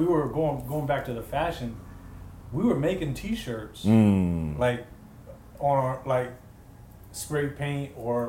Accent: San Francisco, California, United States; also born or lived in Oakland; Cause you know I'm from Bernal Heights

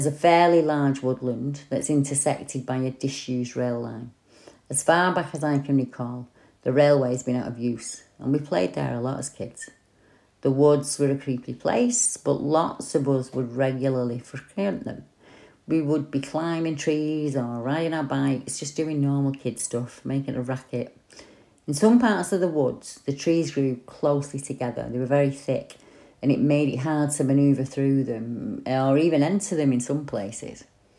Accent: St Helens, North West England, United Kingdom; I grew up in St. Helens, and I'm still in St. Helens now.

